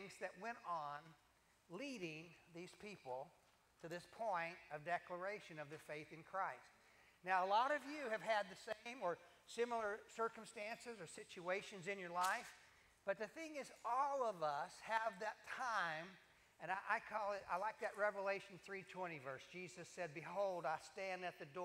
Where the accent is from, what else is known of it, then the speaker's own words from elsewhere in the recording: Kentucky, United States; I grew up in Kentucky